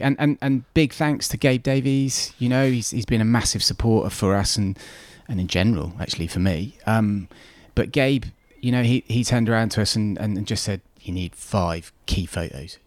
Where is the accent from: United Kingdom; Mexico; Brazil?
United Kingdom; North Devon, South West England; I grew up in North Devon, um, as I said, it, it raised me